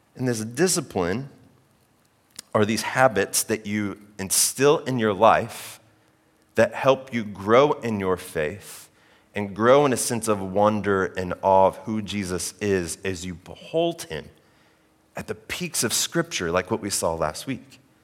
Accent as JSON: {"language": "English", "region": "Oklahoma", "country": "United States", "tie": "born or raised there", "moved": "yes", "said": "I grew up in Oklahoma"}